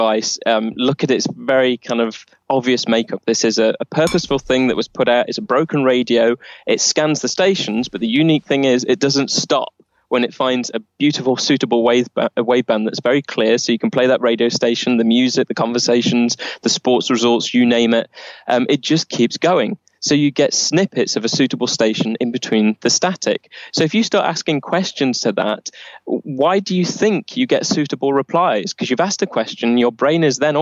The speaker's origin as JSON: {"language": "English", "town": "Nottingham", "region": "East Midlands", "country": "United Kingdom", "tie": "born or raised there", "said": "my hometown of Nottingham"}